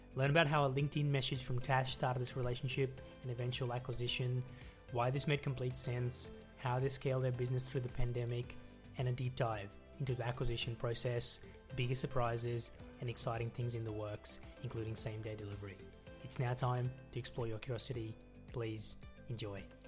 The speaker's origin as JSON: {"language": "English", "town": "Melbourne", "region": "Victoria", "country": "Australia", "tie": "born or raised there", "moved": "yes", "lives_now": "Sydney, Australia", "said": "I grew up in Melbourne, so I grew up in the southeast in uh, Montana South, so I know Melbourne really well, and now I live in Sydney."}